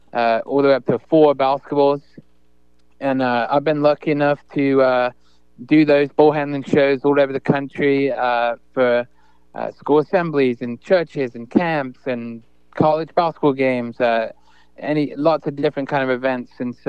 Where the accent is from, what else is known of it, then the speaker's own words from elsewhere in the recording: England, United Kingdom; So I kind of assumed I would go back to England, play for my hometown there.